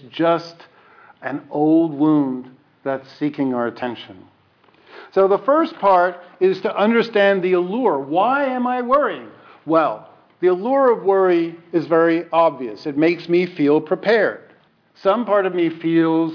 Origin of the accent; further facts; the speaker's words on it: New York, United States; I'm a New Yorker